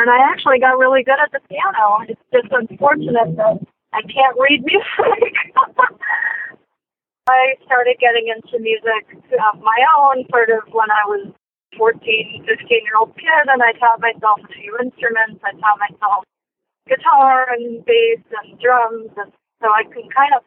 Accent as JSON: {"language": "English", "town": "Los Angeles", "region": "California", "country": "United States", "tie": "born or raised there", "also_born_or_lived": "Pasadena, California", "said": "I was born in Los Angeles, a hospital called Cedars of Lebanon"}